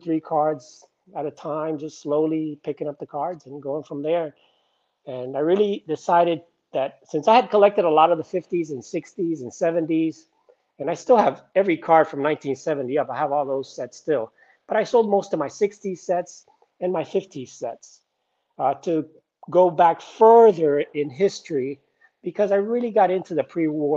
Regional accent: South Florida, United States; I'm from South Florida

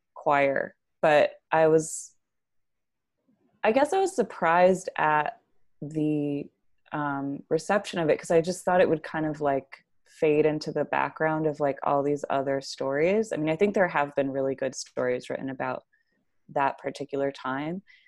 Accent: Tucson, Arizona, United States; moved away as an adult; also born or lived in Grand Rapids, Michigan; now in New York, United States; I grew up in Tucson and then partially in Grand Rapids, Michigan

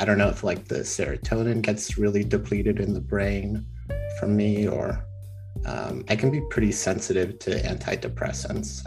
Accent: Texas, United States; I'm from the great state of Texas

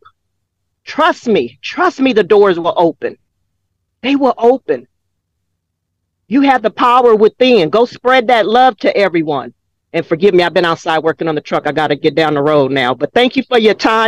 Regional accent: Los Angeles, California, United States; Growing up in South Central LA with the white mom and black daddy

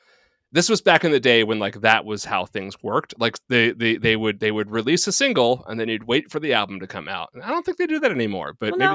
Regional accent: Boston, Massachusetts, United States; They were from Boston. I was from Boston.

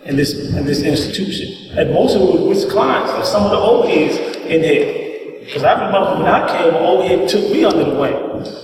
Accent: Bronx, New York, United States; I grew up in the Bronx with a single mother, six, six of us.

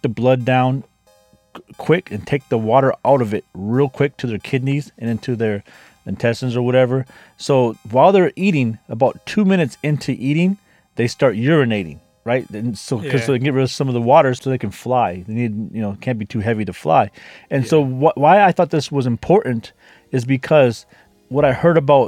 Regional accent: United States; I'm from America

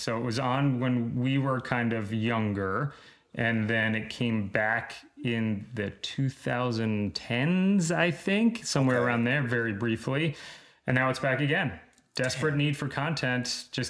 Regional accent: Long Island, New York, United States; moved away as an adult; now in Los Angeles, United States; because we're both from Long Island.

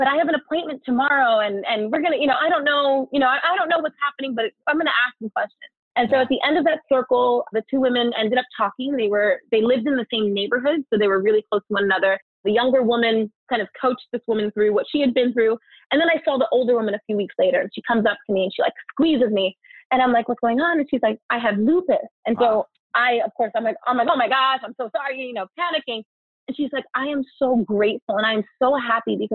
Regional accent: New York City, New York, United States; I am a girl from the Bronx

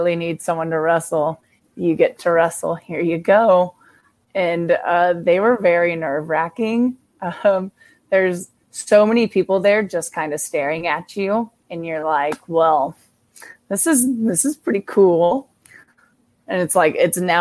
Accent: Hutchinson, Kansas, United States; My hometown is Hutchinson, Kansas

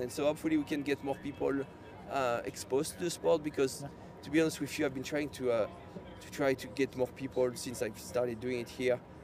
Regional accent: Kansas, United States; we are from Kansas

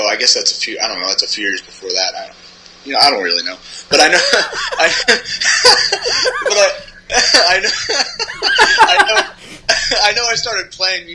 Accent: Long Island, New York, United States; moved away; born and raised in Long Island

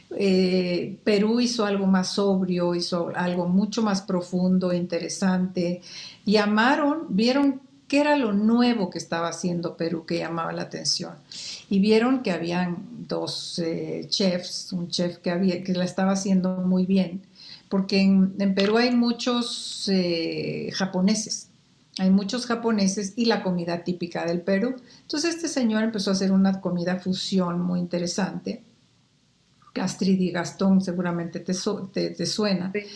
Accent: Quetzaltenango, Guatemala; moved away as an adult; now in Mexico; en Guatemala y en Saltenango, que fue donde yo estudié la primaria y la secundaria y, la prepa

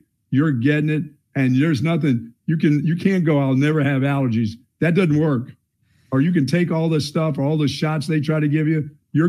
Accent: Houston, Texas, United States; I'm from Houston area. I'm a tough guy.

